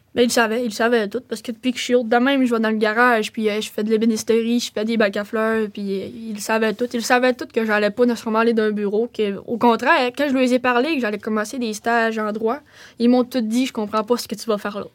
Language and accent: French; Roberval, Quebec, Canada; also born or lived in Mashteuiatsh / Lac-Saint-Jean area; je suis née à Roberval. Euh, j'habitais là avec mon père, puis euh, ça, a fait, euh, ça fait un bon bout, puis après ça, je suis déménagée à Matabichouan